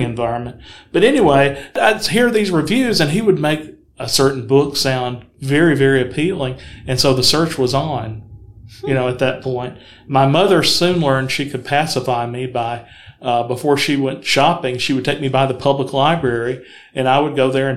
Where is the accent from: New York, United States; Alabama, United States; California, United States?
Alabama, United States; Huntsville; I grew up in Huntsville, graduated from high school there